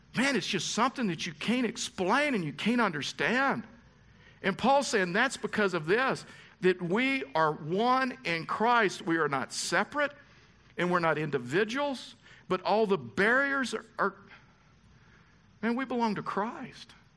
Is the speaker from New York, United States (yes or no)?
no; Texas, United States; I was raised in the South. I was raised in Texas.